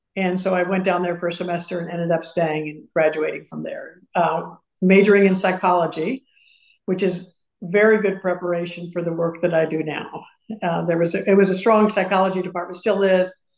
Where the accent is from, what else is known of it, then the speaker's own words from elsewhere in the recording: Madison, Wisconsin, United States; also born or lived in Urbana, Illinois; now in Houston, United States; i grew up in madison and then we moved to urbana illinois